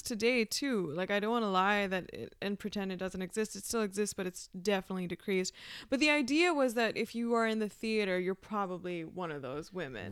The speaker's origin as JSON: {"language": "English", "country": "Pakistan", "tie": "born or raised there", "also_born_or_lived": "Peshawar, Pakistan / Iowa, United States", "moved": "yes", "said": "I grew up in Pakistan"}